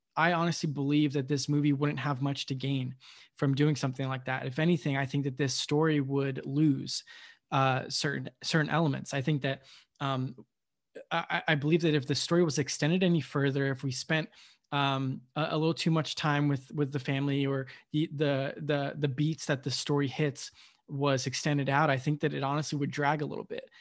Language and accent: English; United States; I was born in the United States